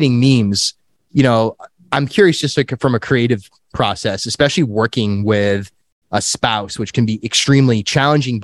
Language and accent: English; South County, Rhode Island, United States; also born or lived in Newport; now in Providence, United States; I grew up in South County